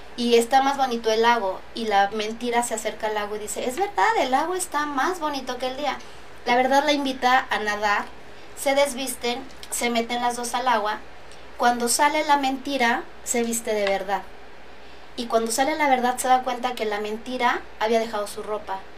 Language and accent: Spanish; Texcoco, State of Mexico, Mexico; soy texcocana, soy licenciada en administración